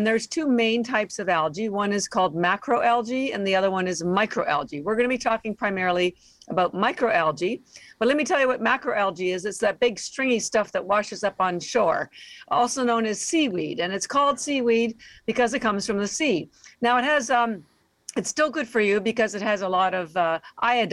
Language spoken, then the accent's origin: English; Canada; now in Boston, United States; We're actually based in Boston, although I am Canadian